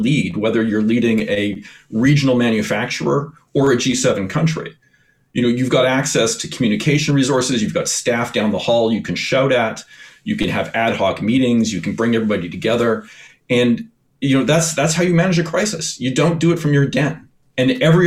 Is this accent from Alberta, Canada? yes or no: yes; Edmonton, Alberta, Canada; moved away; also born or lived in Eastern Canada; I grew up in Alberta and Edmonton, and where I spent all my time in the mountains. And when I moved out east